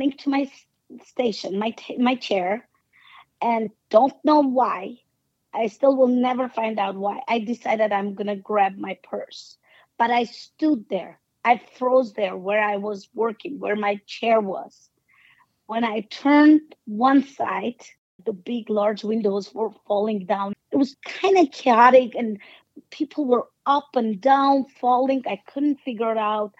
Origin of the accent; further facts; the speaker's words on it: Spitak, Lori, Armenia; moved away; Spitak, my hometown